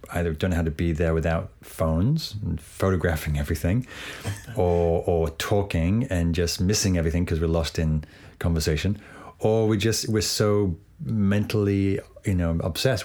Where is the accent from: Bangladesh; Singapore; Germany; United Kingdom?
United Kingdom; England; growing up in England